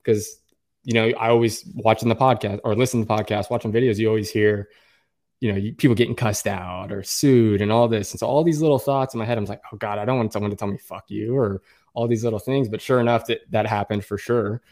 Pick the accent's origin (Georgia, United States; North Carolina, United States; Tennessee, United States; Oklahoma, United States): Oklahoma, United States; also born or lived in Tulsa, Oklahoma; I'm, I'm from Oklahoma. I live in Oklahoma, in Tulsa, Oklahoma.